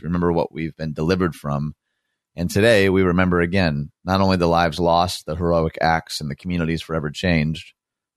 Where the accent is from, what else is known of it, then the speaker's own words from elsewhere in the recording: Dearborn, Michigan, United States; my unique experience growing up in Dearborn